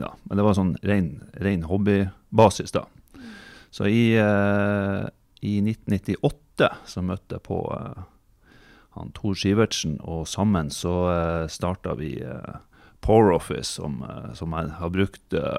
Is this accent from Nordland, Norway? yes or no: yes; Fauske, Nordland, Norway; now in Bodø, Norway; Jeg er oppvokst på Fauske. Flytta til eh, Bodø i 2003